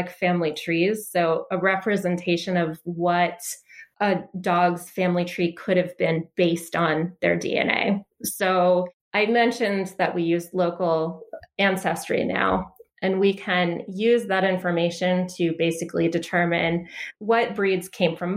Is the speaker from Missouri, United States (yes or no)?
no; Delaware, United States; also born or lived in Philadelphia, Pennsylvania; So I grew up in Delaware. I was born in Philly, and then I moved out to Delaware shortly after.